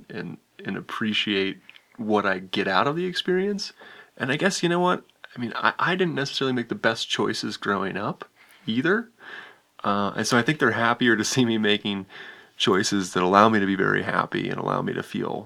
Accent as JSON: {"language": "English", "region": "West Virginia", "country": "United States", "tie": "born or raised there", "also_born_or_lived": "Jackson Hole, Wyoming", "moved": "as an adult", "lives_now": "Jackson, United States", "said": "I grew up in West Virginia, but I moved here at the age of 19 to pursue climbing and skiing"}